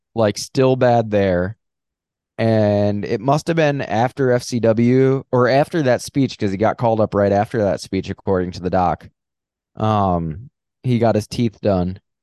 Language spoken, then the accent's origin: English; Long Island, New York, United States; I'm from Long Island and I'm not a Guido